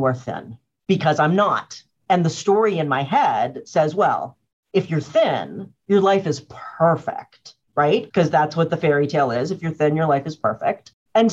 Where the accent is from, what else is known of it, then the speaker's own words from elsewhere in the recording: Cambridge, Massachusetts, United States; I didn't grow up in Boston. I grew up in Cambridge